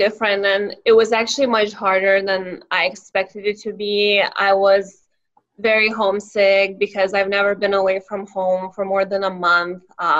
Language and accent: English; Vilnius, Vilnius County, Lithuania; first language Lithuanian; English is a second language; moved away as an adult; now in Northern Virginia, United States; So I was born in Vilnius, the capital city of Lithuania, a small Eastern European country, and I moved to the U.S. in 2012.